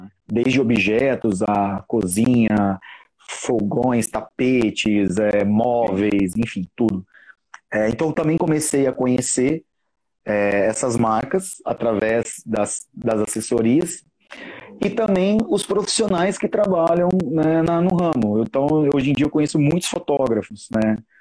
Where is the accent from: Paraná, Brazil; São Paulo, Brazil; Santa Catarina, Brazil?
São Paulo, Brazil; São José do Rio Preto; moved away as an adult; now in São Paulo, Brazil; eu atualmente moro em São Paulo, mas eu sou daqui de São José do Rio Preto